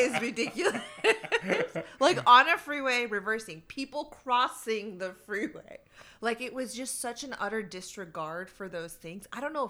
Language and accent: English; Fresno, California, United States; I was born and raised in the United States, Fresno, California, most of it, most of my life.